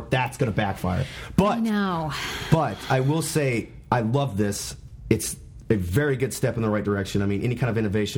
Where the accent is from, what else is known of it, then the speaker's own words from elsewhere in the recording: United States; now in Arlington, United States; I grew up in Carolina.